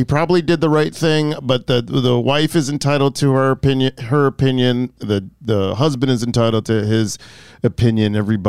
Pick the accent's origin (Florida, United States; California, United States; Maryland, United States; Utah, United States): Florida, United States; Boca Raton; Boca Raton, Florida.